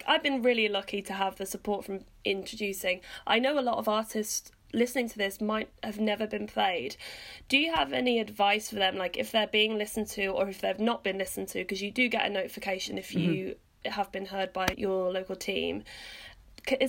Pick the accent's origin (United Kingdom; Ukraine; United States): United Kingdom; Hereford and Worcester, West Midlands; I'm from Hereford and Worcester